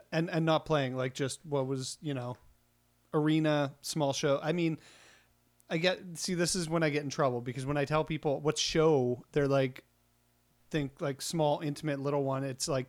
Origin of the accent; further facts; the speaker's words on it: Estevan, Saskatchewan, Canada; moved away; I grew up in Estevan, and I did shows there